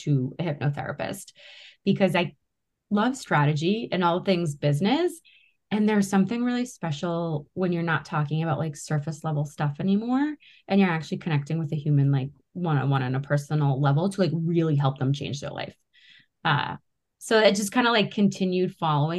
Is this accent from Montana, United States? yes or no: no; Boston, Massachusetts, United States; I grew up around the Boston area.